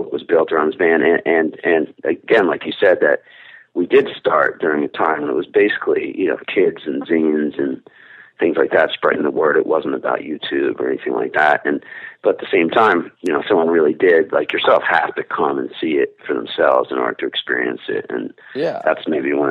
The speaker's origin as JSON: {"language": "English", "area": "Marsh Plains", "region": "New Jersey", "country": "United States", "tie": "born or raised there", "said": "I just never left. I mean, and Mar- you know, Morris Plains, New Jersey, a small little town, you know, in North Jersey. We're about 45 minutes to an hour from Manhattan."}